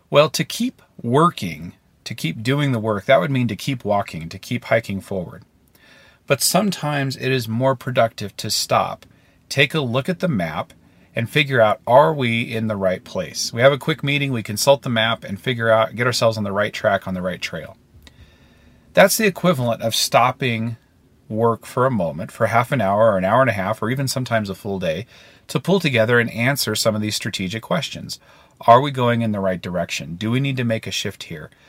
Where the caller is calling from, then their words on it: Maine, United States; Hi, David. … I'm calling in from Maine.